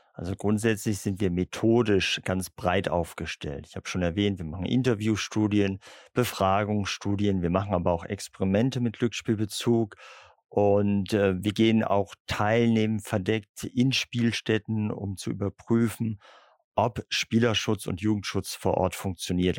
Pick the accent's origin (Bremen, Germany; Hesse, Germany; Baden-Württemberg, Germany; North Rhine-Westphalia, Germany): Bremen, Germany; Ich bin ungewöhnlicherweise als Bremer ähm, katholisch